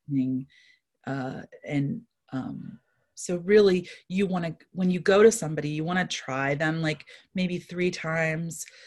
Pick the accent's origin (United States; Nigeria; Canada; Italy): United States; East Coast; now in Saint Louis, United States; I live in Saint Louis, Missouri. I grew up on the East Coast.